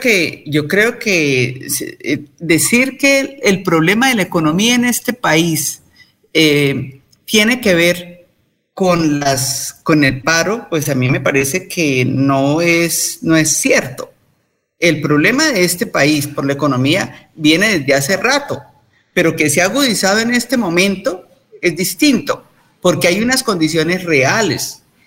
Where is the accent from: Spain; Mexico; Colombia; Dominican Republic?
Colombia